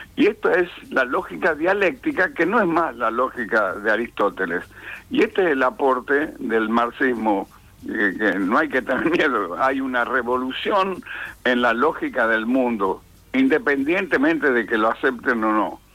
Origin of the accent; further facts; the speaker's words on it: San Miguel de Tucumán, Tucumán, Argentina; yo nací en Tucumán en el año 1934, casi en la prehistoria